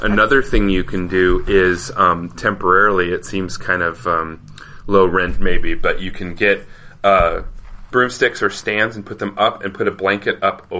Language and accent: English; Denver, Colorado, United States; moved away as an adult; now in California, United States; I'm from Colorado, yeah. I was Kansas adjacent, Denver.